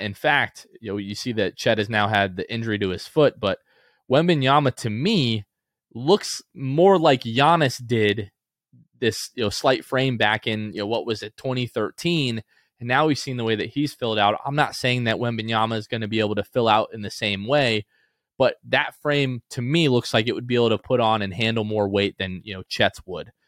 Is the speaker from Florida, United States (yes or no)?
yes; New Port Richey, Florida, United States; growing up in Newport Richey, I know that hour and forty-five, two and a half hour sometime drive from Pasco County out to Orlando